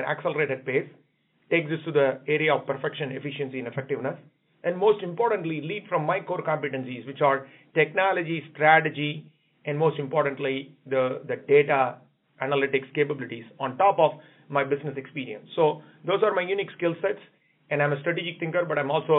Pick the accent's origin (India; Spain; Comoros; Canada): India; now in United States; I come from India